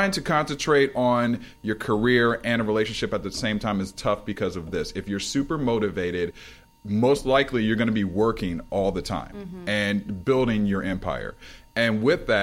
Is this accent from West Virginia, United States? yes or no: no; Ohio, United States; now in Los Angeles, United States; I'm from Ohio originally